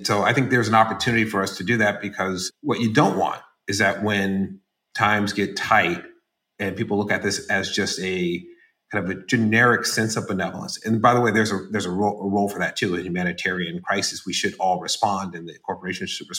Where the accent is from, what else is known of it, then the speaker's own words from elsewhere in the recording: San Francisco, California, United States; moved away; I'm from San Francisco originally